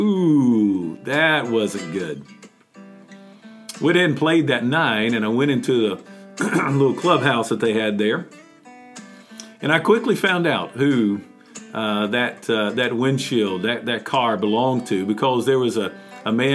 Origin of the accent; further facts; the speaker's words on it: Mount Airy, North Carolina, United States; a glass company there in my hometown